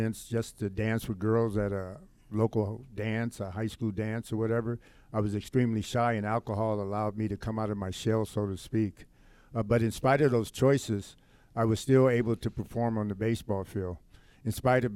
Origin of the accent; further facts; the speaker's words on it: Los Angeles, California, United States; growing up in Los Angeles